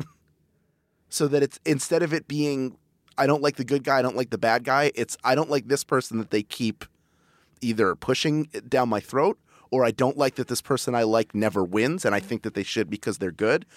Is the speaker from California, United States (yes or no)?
no; Philadelphia, Pennsylvania, United States; Philly, my hometown